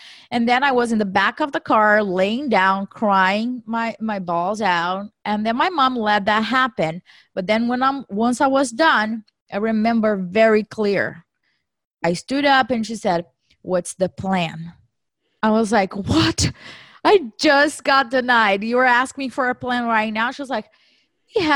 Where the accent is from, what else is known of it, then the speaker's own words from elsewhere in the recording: Brazil; moved away as an adult; now in United States; I was born and raised in Brazil